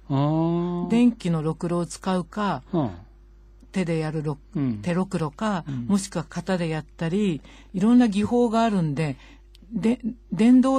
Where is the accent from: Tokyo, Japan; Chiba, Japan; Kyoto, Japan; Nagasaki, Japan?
Tokyo, Japan; Kodaira; also born or lived in Akita; 秋田生まれの東京育ちです。